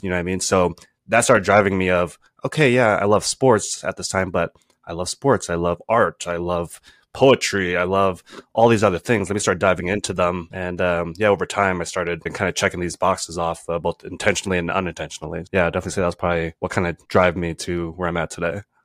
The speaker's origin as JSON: {"language": "English", "region": "East Coast", "country": "United States", "also_born_or_lived": "California / Pennsylvania / Jamaica", "moved": "as an adult", "lives_now": "Rhode Island, United States", "said": "I was originally from the East Coast"}